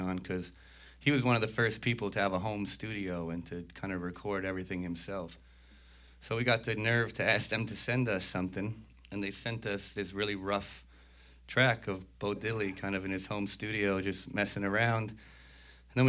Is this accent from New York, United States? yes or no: yes; New York City, New York, United States; my parents are immigrants from Italy. So I grew up in New York City in the first generation